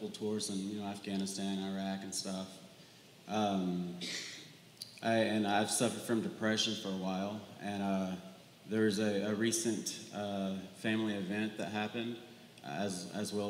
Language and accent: English; Villa Rica, Georgia, United States; now in Cartersville, United States; I'm from Villarica, Georgia